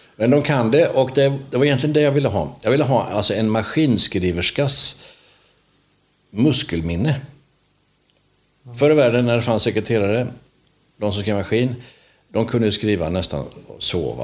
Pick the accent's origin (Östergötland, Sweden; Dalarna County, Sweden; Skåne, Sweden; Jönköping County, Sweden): Jönköping County, Sweden; Vetlanda; jag är född i Vetlanda